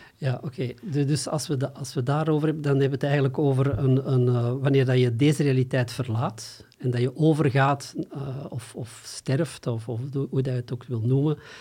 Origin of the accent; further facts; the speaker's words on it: Antwerp, Flanders, Belgium; ik kom uit Antwerpen, of ten zuiden van Antwerpen